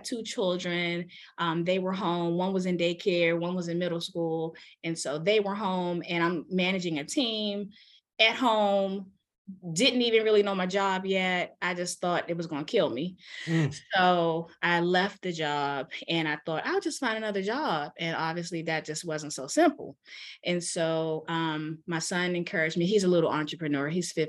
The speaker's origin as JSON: {"language": "English", "town": "Washington", "region": "District of Columbia", "country": "United States", "tie": "born or raised there", "moved": "yes", "lives_now": "Maryland, United States", "said": "I'm from Washington, D.C., born and raised. I live in Maryland now."}